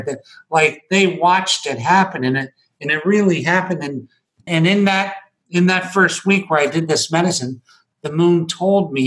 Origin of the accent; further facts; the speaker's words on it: Scranton, Pennsylvania, United States; I was born in Scranton, Pennsylvania.